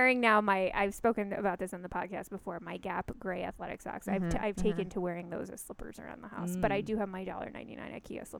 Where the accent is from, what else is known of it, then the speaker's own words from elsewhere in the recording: New York, United States; also born or lived in Winnipeg; now in California, United States; I grew up in New York.